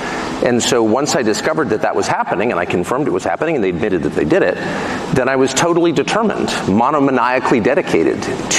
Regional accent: United States; I'm an American citizen. I'm 54. I pay my taxes. I obey the law. And there was no expectation in the America that I grew up

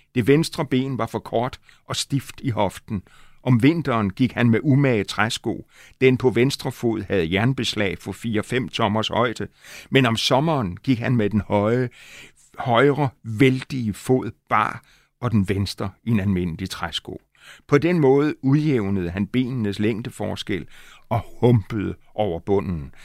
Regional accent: Aalborg, North Denmark Region, Denmark; moved away; also born or lived in Himmerland; jeg boede nogle år i min barndom i Aalborg

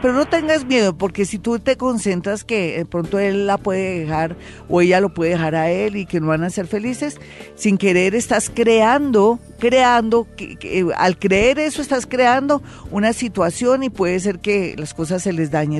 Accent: Colombia; como colombiano

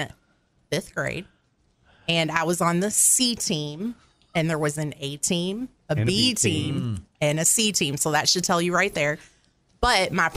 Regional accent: Louisville, Kentucky, United States; born and raised right here in Louisville

